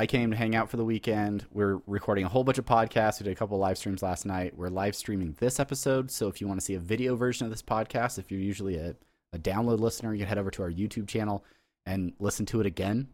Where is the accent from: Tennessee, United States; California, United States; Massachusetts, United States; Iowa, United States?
California, United States; San Diego; I'm from San Diego, so I'm not from